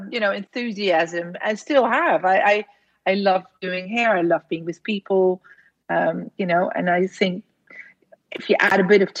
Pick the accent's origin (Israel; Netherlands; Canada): Netherlands; English is a second language; moved away as an adult; also born or lived in London; he sent me back to Holland